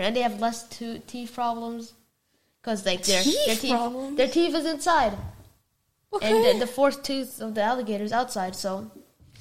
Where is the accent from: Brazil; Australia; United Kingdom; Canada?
Brazil; I come from Brazil